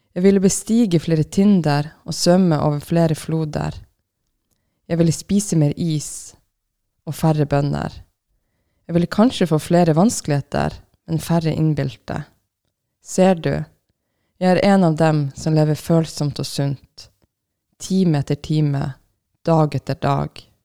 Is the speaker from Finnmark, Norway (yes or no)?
yes; Finnmark, Norway; Jeg er fra Finnmark